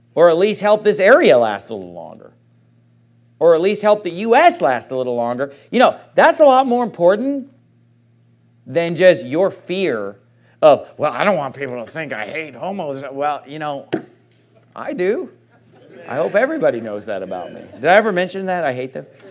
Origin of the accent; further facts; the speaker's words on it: Sacramento, California, United States; moved away; My hometown, I, I love Sacramento